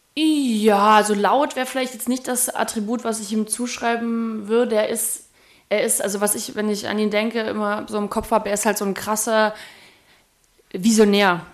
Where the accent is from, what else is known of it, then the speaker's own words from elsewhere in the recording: Erfurt, Thuringia, Germany; moved away; also born or lived in Nuremberg; Erfurt ist ja meine Heimatstadt, da bin ich geboren